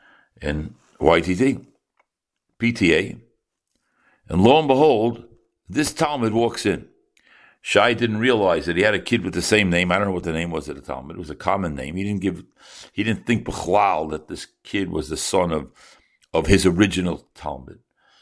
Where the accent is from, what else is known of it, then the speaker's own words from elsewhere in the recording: Chicago, Illinois, United States; I said, I'm from Chicago.